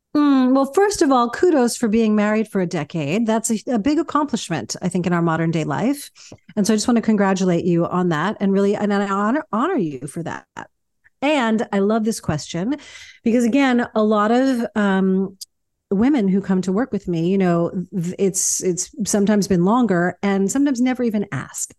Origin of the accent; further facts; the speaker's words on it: New York City, New York, United States; also born or lived in Baltimore, Maryland; growing up in New York was you know, it was kinda everything, um, I, I grew up fast because of it